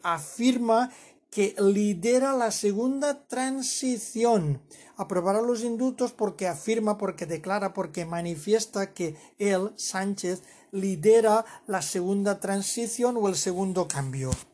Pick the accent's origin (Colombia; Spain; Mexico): Spain; yo como español